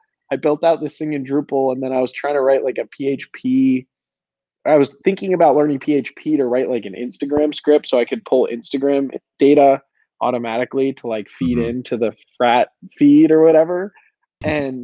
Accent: Colorado, United States; I was born and raised in Colorado

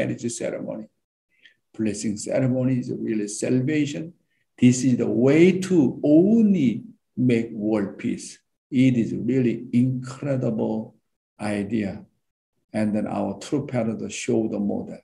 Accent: South Korea; I went down to my hometown

